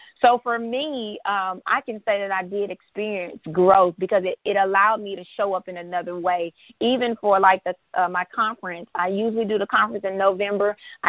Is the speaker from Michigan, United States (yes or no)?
no; Fayette, Mississippi, United States; that I'm from Fayette, Mississippi. We don't have any stoplights. We have stop signs.